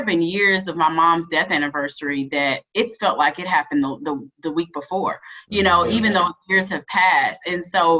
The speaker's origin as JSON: {"language": "English", "area": "near Ole Miss", "region": "Mississippi", "country": "United States", "tie": "born or raised there", "said": "It was down the street from my hometown."}